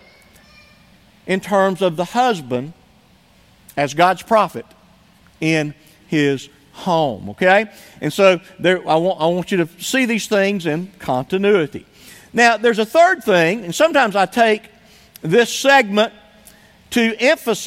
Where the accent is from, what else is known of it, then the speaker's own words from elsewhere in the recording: United States; as an American